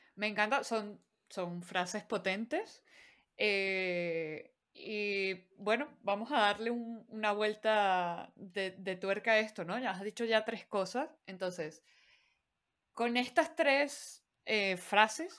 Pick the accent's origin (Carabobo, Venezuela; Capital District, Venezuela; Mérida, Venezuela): Capital District, Venezuela; Caracas; accent: Venezuelan; yo soy de Caracas. Caracaña. La capital como tal.